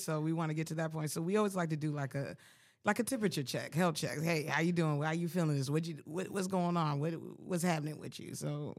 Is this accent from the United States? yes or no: yes; Colorado Springs, Colorado, United States; also born or lived in Frankfurt, Germany; I'm a military brat. I was born in Frankfurt, Germany, and was raised in Colorado Springs, Colorado. Lived on base for a little while